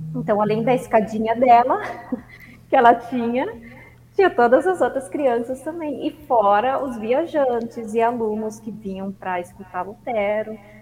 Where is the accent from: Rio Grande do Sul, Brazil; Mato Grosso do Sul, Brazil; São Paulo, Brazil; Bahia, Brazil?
Rio Grande do Sul, Brazil; Santa Rosa; now in Candelária, Brazil; eu nasci em Santa Rosa, no Rio Grande do Sul